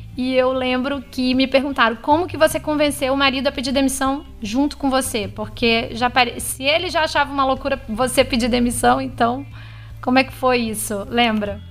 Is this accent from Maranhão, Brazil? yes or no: yes; São Luís, Maranhão, Brazil; moved away as an adult; a gente voltou pra minha cidade natal.